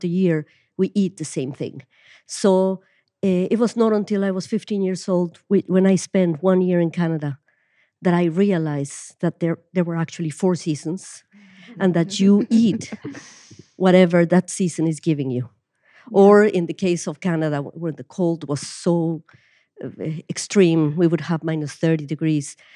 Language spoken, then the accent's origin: English; Mexico City, Mexico; moved away as an adult; now in Ireland; I was born and I grew up in Mexico City